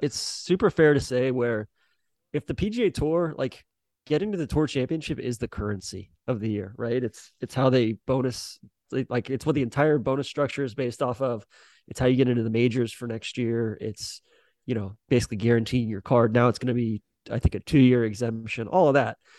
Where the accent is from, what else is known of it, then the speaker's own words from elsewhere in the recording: Atlanta, Georgia, United States; moved away; I'm from Atlanta